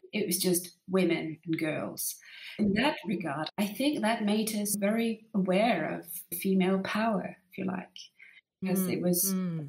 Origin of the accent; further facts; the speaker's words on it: Denmark; I grew up in this very mixed family with my dad being from Egypt and my mum obviously from Denmark